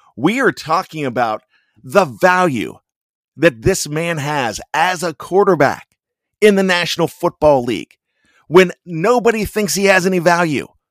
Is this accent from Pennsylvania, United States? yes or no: yes; Johnstown, Pennsylvania, United States; accent: Yinzer; now in Maryland, United States; I'm from Western P A. Some of you might argue that 'cause it's Johnstown and say it's central, but West Central, what have you, but my family still has the accent.